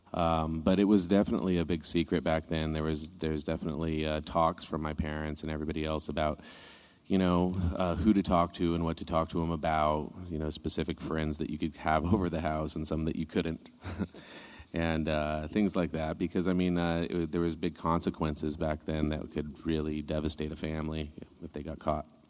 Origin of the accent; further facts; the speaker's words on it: Northern California, United States; I'm from Northern California in the mountains, so it was a kind of a way of life